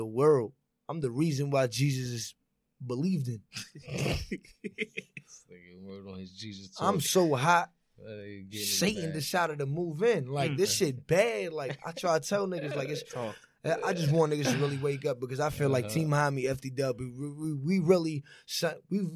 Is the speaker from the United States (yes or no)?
yes; New York City, New York, United States; I'm from Brooklyn